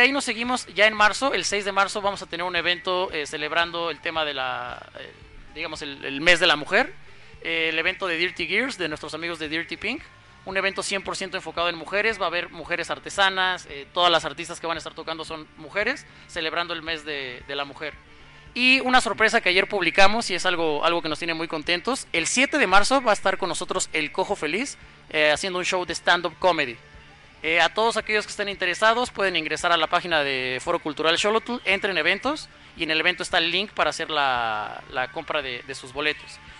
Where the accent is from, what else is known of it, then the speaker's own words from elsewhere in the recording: Mexico; entre nosotros como mexicanos